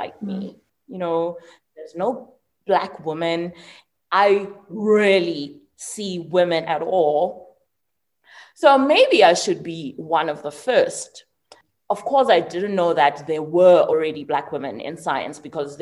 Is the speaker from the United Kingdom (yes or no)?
no; Mthatha, Eastern Cape, South Africa; I was born in Mthatha.